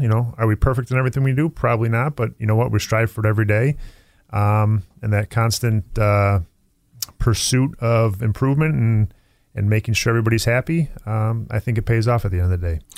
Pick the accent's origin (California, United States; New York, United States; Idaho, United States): New York, United States; Tonawanda; I, I grew up in Tonawanda